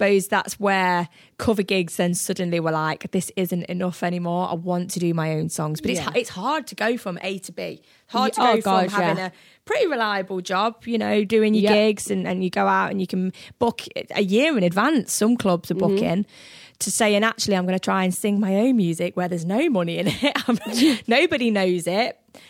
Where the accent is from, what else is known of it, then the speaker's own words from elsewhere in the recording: Midlands, United Kingdom; I'm from the Midlands and it was only when I started gigging up here